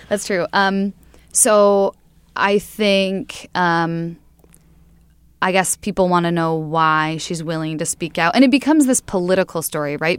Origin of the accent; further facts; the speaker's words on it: Sioux Center, Iowa, United States; moved away; I'm from Sioux Center, Iowa, um, which is way up in the northwest corner.